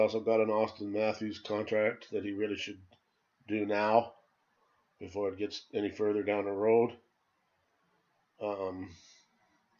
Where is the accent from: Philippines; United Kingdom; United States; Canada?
Canada; as a Canadian